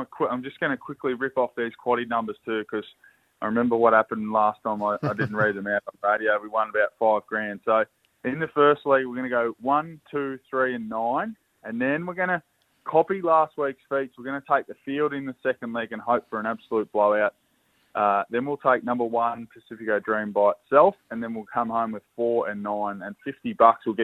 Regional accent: Geelong, Victoria, Australia; We're actually down here in my hometown but where I currently reside in Geelong

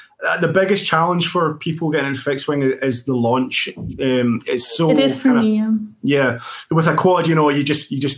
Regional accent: Scotland, United Kingdom; we're Scottish

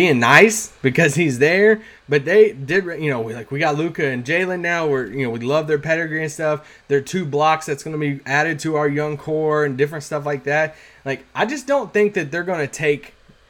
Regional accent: Campbellsville, Kentucky, United States; "Man, your number 270, like, that's Campbellsville, Kentucky."

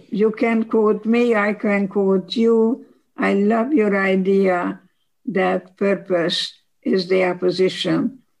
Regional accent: Košice, Košice Region, Slovakia; English is a second language; moved away as an adult; now in United States; I was born in 1927 in Košice, Czechoslovakia

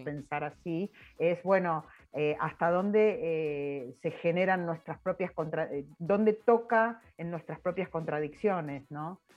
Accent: Argentina; soy argentina

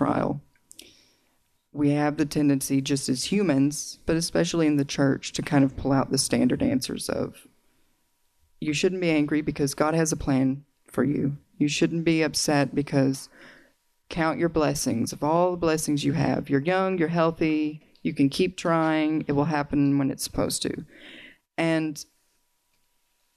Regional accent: Arkansas, United States; accent: Southern; If you detect a little bit of an accent, it's because I grew up in the South

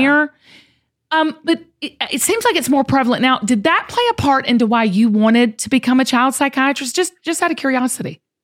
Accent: the South, United States; I grew up in the South

